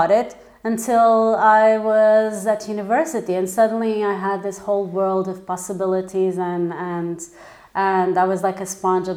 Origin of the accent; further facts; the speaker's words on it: Portugal; moved away as an adult; also born or lived in London / Milan; I was born in London. I've got an Italian mother, a Portuguese father. We came back to Portugal. I was probably 1 month old. And then I lived here until I was about 18